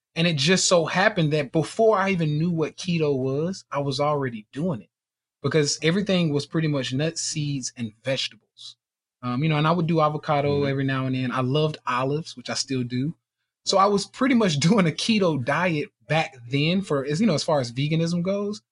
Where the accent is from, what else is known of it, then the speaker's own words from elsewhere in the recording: Nashville, Tennessee, United States; I'm from Nashville, Tennessee, born and raised here